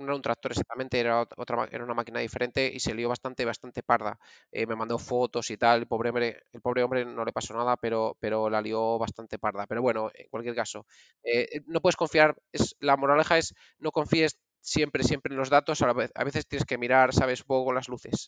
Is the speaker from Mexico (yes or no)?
no; Valladolid, Castile and León, Spain; es donde yo soy de Valladolid